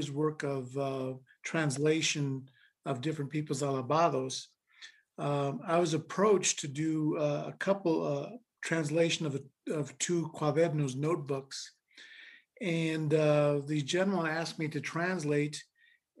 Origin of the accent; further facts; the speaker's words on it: Colorado, United States; I grew up here in Colorado